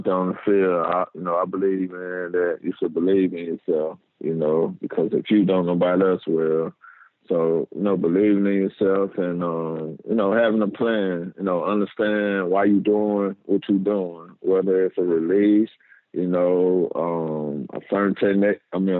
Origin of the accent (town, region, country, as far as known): Macon, Mississippi, United States; born or raised there